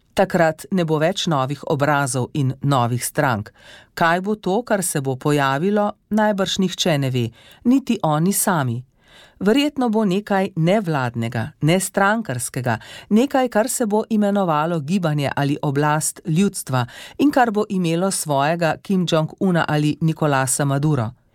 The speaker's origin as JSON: {"language": "Slovenian", "country": "Slovenia"}